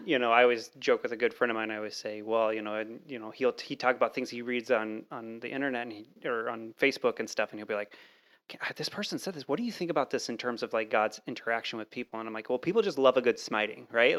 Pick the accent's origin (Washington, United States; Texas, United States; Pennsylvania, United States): Texas, United States; moved away; I grew up in Texas, uh, for a while